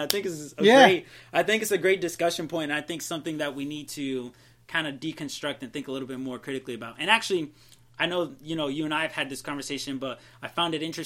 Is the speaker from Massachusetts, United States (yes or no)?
yes; Massachusetts, United States; moved away as an adult; also born or lived in Tallahassee; I grew up in Massachusetts